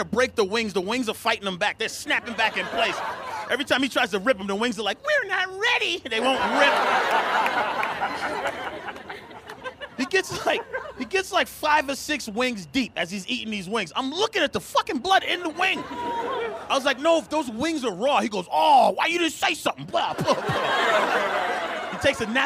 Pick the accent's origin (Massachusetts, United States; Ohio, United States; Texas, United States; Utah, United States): Massachusetts, United States; Boston; I'm from Boston